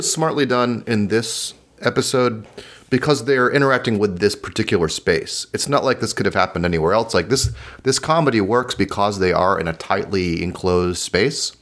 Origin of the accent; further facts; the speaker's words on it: United States; speaking as an American